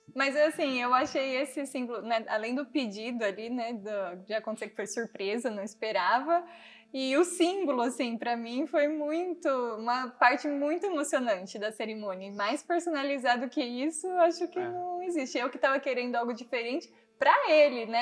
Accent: Bocaina, São Paulo, Brazil; moved away as an adult; de Bocaina, que é a minha cidade natal, né? É onde eu nasci morei até os 17 anos lá

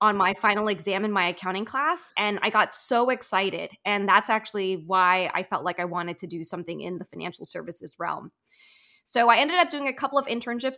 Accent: Maryland, United States; I grew up in Maryland suburbia, like, twenty minutes outside of D C

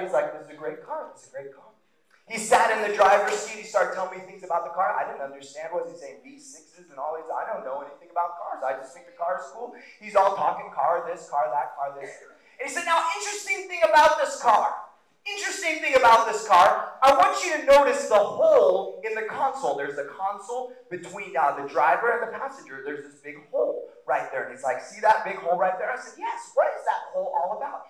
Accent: Roseburg, Oregon, United States; I grew up in Roseburg

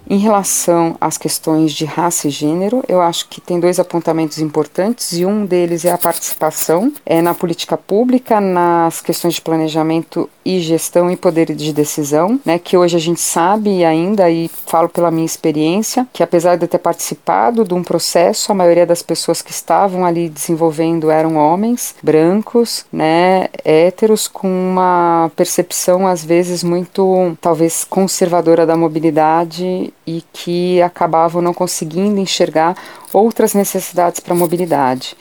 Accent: São Paulo, Brazil; eu sou da cidade de São Paulo

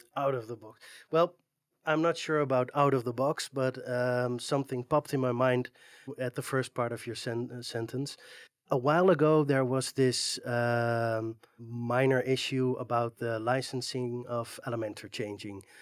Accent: Netherlands; I'm from the Netherlands, uh, it's a, it's a small flat country

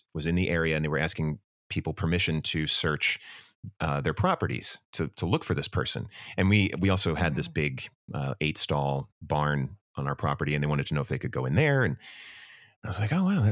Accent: Medford, New Jersey, United States; Born and raised in Medford.

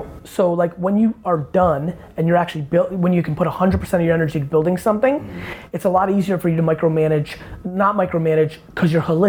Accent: Edison, New Jersey, United States; I grew up in Edison.

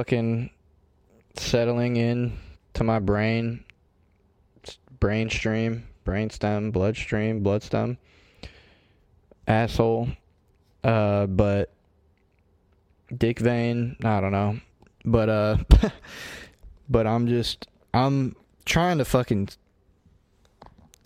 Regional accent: United States; I'm an American

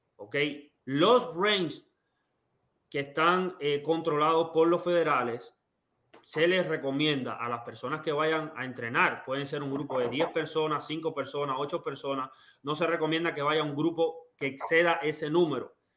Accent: Cuba; now in United States; yo quiero volver a Cuba porque yo nací en Cuba

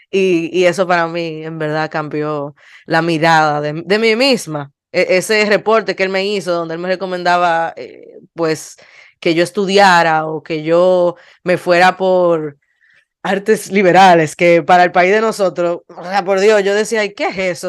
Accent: Dominican Republic; terminamos siendo 14 dominicanos

